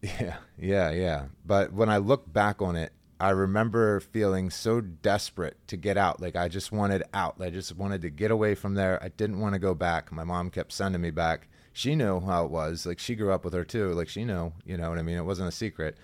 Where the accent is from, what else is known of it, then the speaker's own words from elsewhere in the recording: Halifax, Pennsylvania, United States; I grew up in Halifax. It's a really small country town.